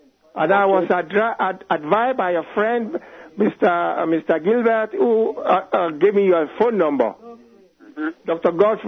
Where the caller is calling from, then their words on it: Germany; Yeah, that's my name. I'm talking from Germany.